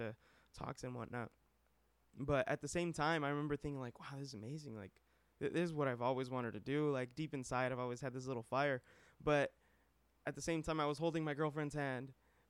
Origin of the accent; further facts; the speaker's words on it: Madera, California, United States; moved away as an adult; now in Philadelphia, United States; I'm from Madera